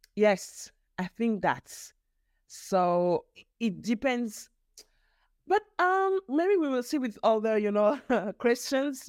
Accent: Geneva, Switzerland; first language French; English is a second language; also born or lived in Bern; My father is um, from mm-hmm. Nigeria and my mother from Angola, but I was born in Geneva, in Switzerland

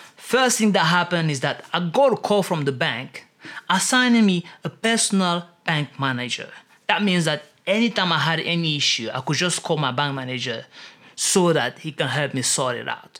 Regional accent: Cameroon; In Cameroon, for example, which is my home country

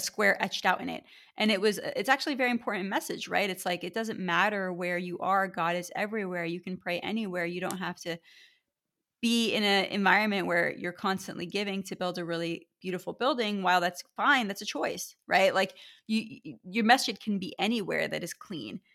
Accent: United States; also born or lived in Erie, Pennsylvania / California; having been born and raised in America

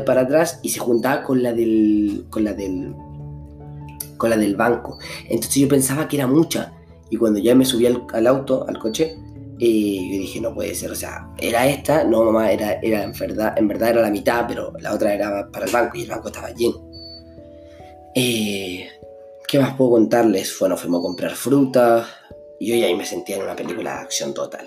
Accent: Chile; soy de Chile

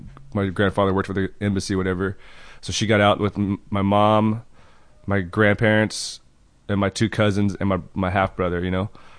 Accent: Oklahoma, United States; also born or lived in Portland, Oregon; they just, like, bailed from Oklahoma and then went to Oregon, because he had friends there, and then fucking had me, and then they fucking went to Oklahoma. But I grew up there.

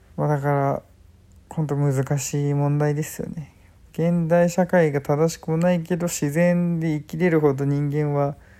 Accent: Chiba, Japan; 自分は千葉県生まれ千葉県育ち結構東京に近いとこで

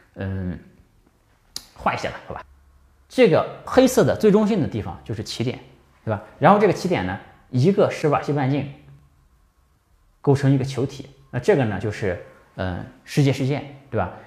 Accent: China; 这个好比我们中国人吃饭啊

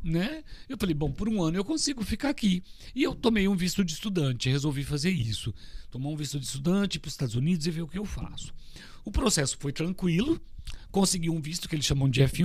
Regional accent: Orlândia, São Paulo, Brazil; now in Miami, United States; De onde eu vim? De uma cidade que Lá se chama Orlândia

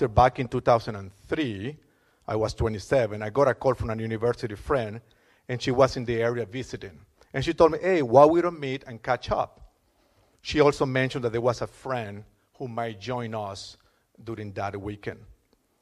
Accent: Caracas, Capital District, Venezuela; moved away as an adult; also born or lived in Europe; now in Canada; I was born in Caracas, Venezuela, and I was raised Catholic.

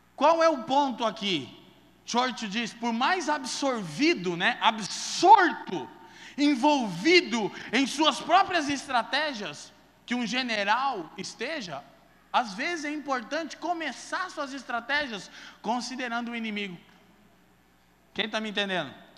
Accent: Curitiba, Paraná, Brazil; Eu perdi minha adolescência toda na drogadição em Curitiba

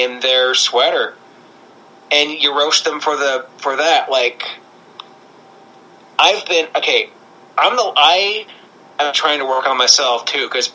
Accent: Canada; I'm Canadian

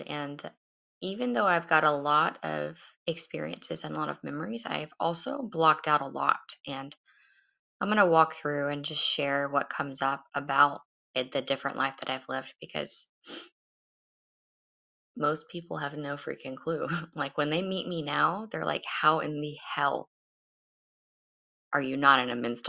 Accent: United States; I live in America, I'm an American

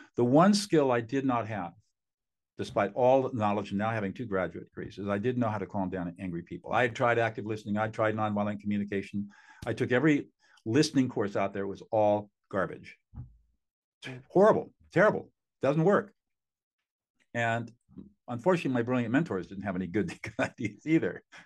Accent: Southern California, United States; also born or lived in Hanover, New Hampshire; I grew up in Southern California in affluence

